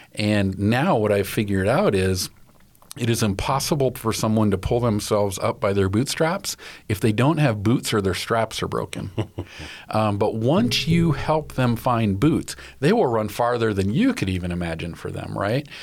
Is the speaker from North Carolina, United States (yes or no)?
no; West Michigan, United States; I grew up in West Michigan